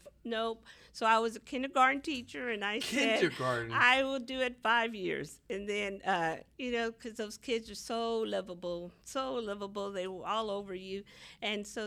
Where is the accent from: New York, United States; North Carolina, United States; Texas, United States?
Texas, United States; Houston; I'm from the East Side. I went to Milby High School, graduated from Milby